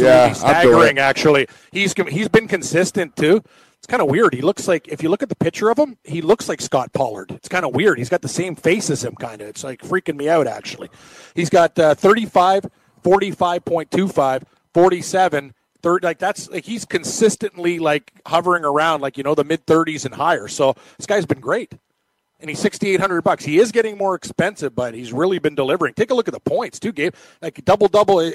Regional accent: Peel Region, Ontario, Canada; from my hometown. Got to represent Peel Region

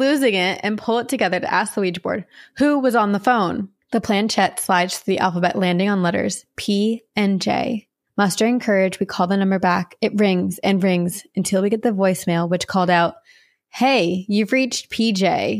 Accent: Lakeland, Florida, United States; My hometown, Lakeland, Florida, is known for huge sinkholes that have swallowed up whole lakes.

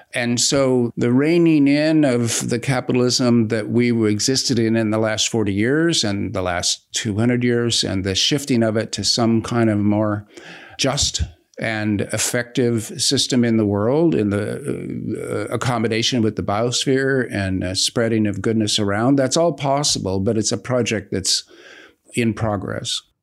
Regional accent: United States; being an American leftist

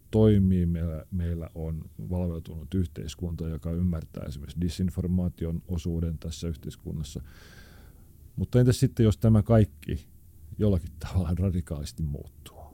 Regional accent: Helsinki, Uusimaa, Finland; also born or lived in Maunula, Helsinki; se, missä minä olen syntynyt ja kasvanut, oli aikanaan tämmöinen niin sanottu huonompi kaupunkiosa, eli Punavuori.

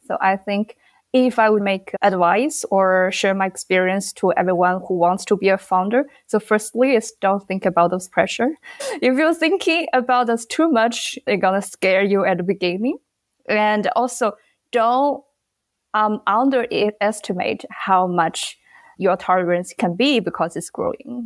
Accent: China; moved away as an adult; now in Bangladesh; Originally, I'm from China

